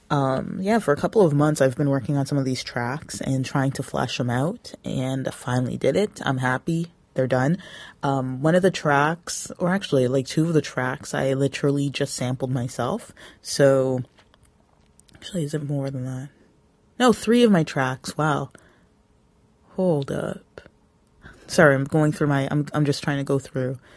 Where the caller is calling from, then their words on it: Toronto, Ontario, Canada; I am coming from the Toronto area